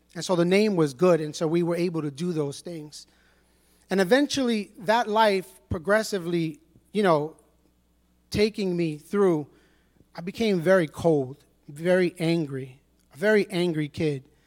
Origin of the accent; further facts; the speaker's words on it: New York City, New York, United States; I was born and raised in Brooklyn, East New York